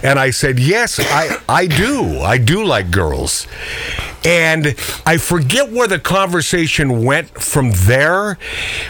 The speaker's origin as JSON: {"language": "English", "region": "Pacific Northwest", "country": "United States"}